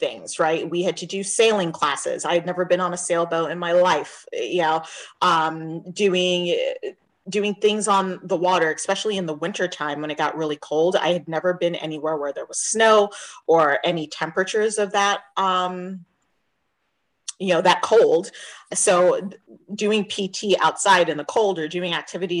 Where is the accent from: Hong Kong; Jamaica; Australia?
Jamaica; moved away; even though I'm Jamaican, I grew up on an island